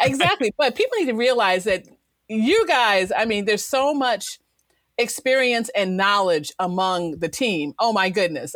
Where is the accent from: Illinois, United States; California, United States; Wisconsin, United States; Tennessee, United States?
Illinois, United States; Chicago; I'm originally from Chicago